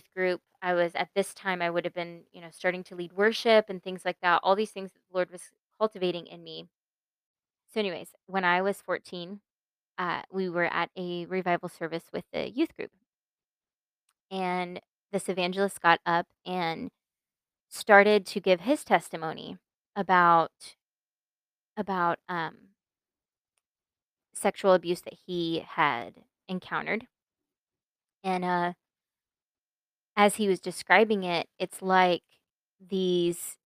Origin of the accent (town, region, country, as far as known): Mesquite, Texas, United States; born or raised there; also born or lived in Pennsylvania